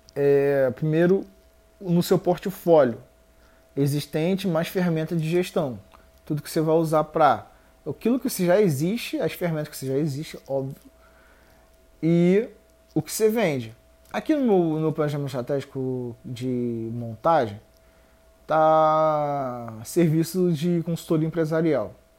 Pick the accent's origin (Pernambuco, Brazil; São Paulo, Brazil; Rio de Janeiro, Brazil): Rio de Janeiro, Brazil; Eu sou do Rio, na verdade.